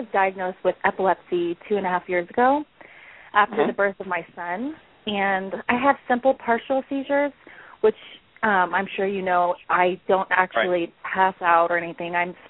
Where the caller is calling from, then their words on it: Colorado, United States; I'm calling from Colorado.